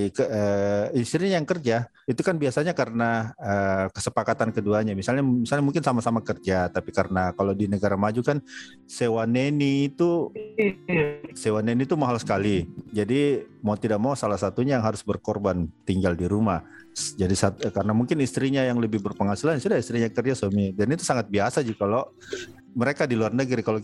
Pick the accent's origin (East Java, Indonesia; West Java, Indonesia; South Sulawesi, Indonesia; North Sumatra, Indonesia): South Sulawesi, Indonesia; konsep menjadi bapak rumah tangga itu asing sekali untuk orang Indonesia secara umum, apalagi untuk uh, kita ya Bugis Makassar.